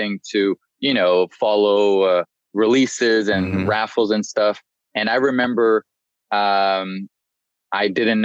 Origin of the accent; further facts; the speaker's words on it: Paris, Île-de-France, France; moved away as an adult; also born or lived in Washington, D.C., United States; now in London, United Kingdom; I was born in the US, in DC, and moved to Paris, France with, my parents moved when I was 4. So I grew up in Paris, and then I moved to London for college and just stayed here.